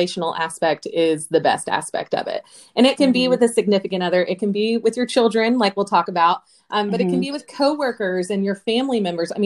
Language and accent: English; Oklahoma, United States; also born or lived in Georgia coast; now in Georgia, United States; I grew up in Oklahoma